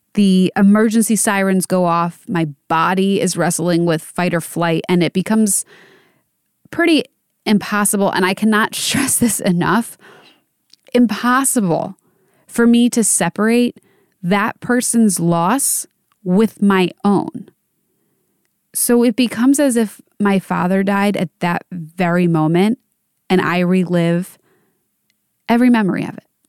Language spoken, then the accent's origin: English; Pennsylvania, United States; For Kobe Bryant, he went to school in my hometown.